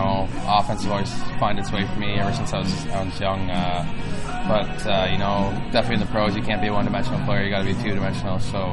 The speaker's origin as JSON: {"language": "English", "town": "Ottawa", "region": "Ontario", "country": "Canada", "tie": "born or raised there", "said": "sign with my hometown team, 67s in the OHL"}